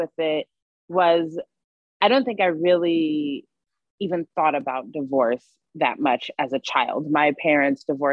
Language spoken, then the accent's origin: English; California, United States; moved away; I'm from California originally